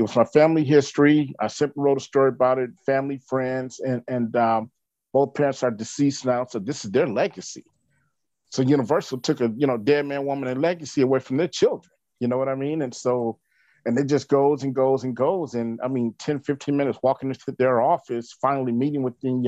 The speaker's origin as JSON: {"language": "English", "town": "Little Rock", "region": "Arkansas", "country": "United States", "said": "I'm from Little Rock, Arkansas"}